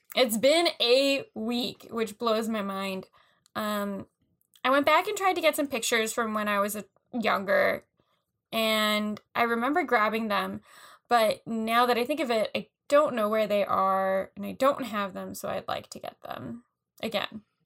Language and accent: English; New York, United States; we're from New, New York